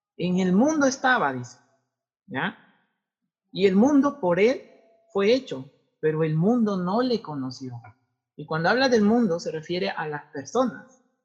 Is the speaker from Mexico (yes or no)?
no; Tumbes, Peru; moved away; vengo de Tumbes, tendría que irme a Tumbes